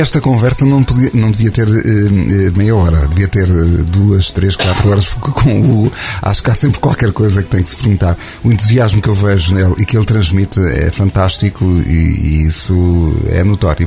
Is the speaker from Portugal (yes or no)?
yes; Portugal; nós portugueses